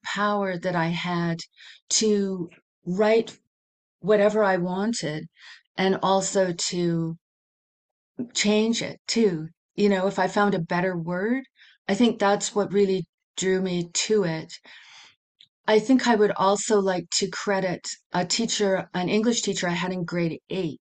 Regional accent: Vancouver, British Columbia, Canada; moved away as an adult; now in Yukon, Canada; I grew up in Vancouver, moved to the Yukon in 1991

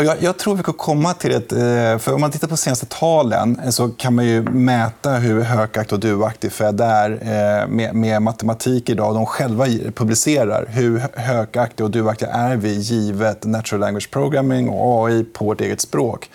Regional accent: Sweden; som svensk

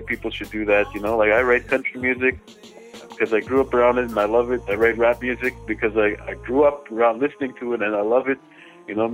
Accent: Little Saskatchewan First Nation, Manitoba, Canada; moved away as an adult; now in Winnipeg, Canada; I'm Anishinaabe from the Little Saskatchewan First Nation in Manitoba. I was born in Winnipeg, but I was raised on the res, and currently back in Winnipeg

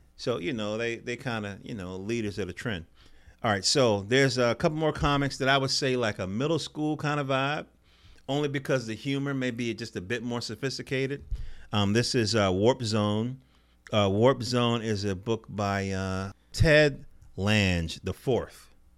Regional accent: North Carolina, United States; I'm from North Carolina

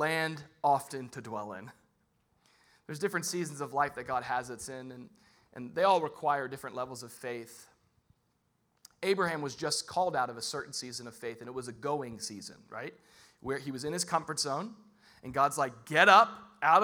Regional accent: United States; I'm an American

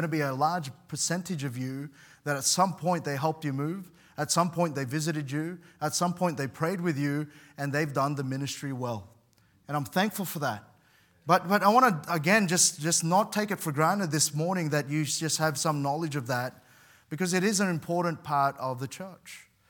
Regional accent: Sydney, New South Wales, Australia; part of the church that I grew up in particularly in Sydney

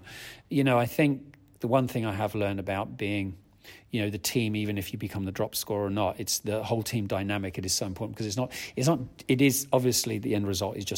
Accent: Australia; moved away as an adult; now in United Kingdom; I grew up in Australia. I was born in the UK, grew up in Australia

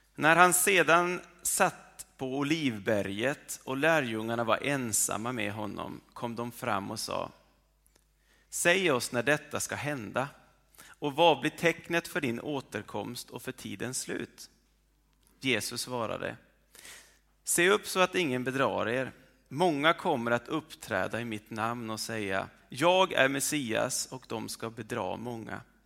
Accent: well north of Umeå, Norrland, Sweden; moved away; där jag kommer ifrån, eller en bra bit ovanför Umeå

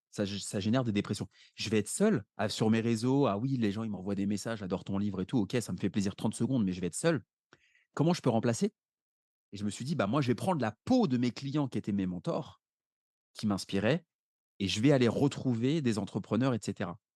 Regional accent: Paris, Île-de-France, France; j'habite à Paris, je suis né à Paris

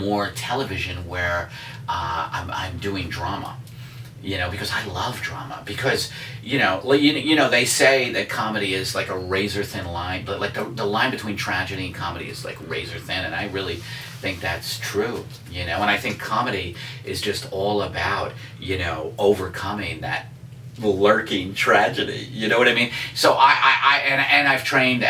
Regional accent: New York City, New York, United States; also born or lived in Staten Island; I was born in Brooklyn, then we moved to Staten Island because my dad thought that was the country

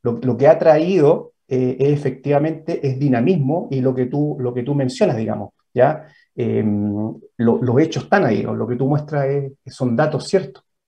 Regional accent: Chile; somos los chilenos

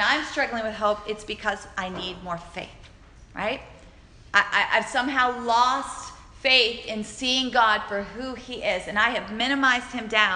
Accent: Alabama, United States; my little Alabama town

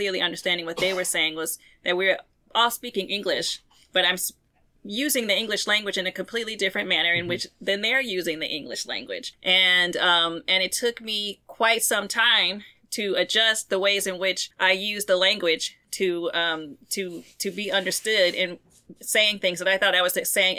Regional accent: Arkansas, United States; moved away as an adult; also born or lived in North Carolina / Louisiana / Georgia; I'm from Arkansas originally, and I have family in North Carolina, so I spent my years between North Carolina and Arkansas

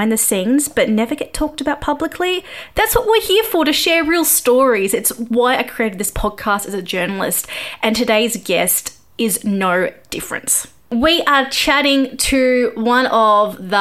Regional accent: Australia; I'm Australian

